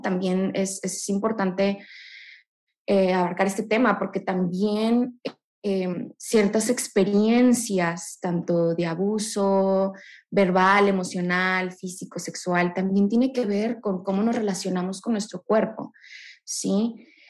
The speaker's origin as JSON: {"language": "Spanish", "town": "Monterrey", "region": "Nuevo León", "country": "Mexico", "said": "Yo soy aquí orgullosamente regia"}